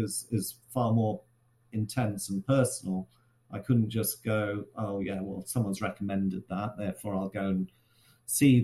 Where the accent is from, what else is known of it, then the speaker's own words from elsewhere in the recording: Shrewsbury, West Midlands, United Kingdom; back in my hometown of Shrewsbury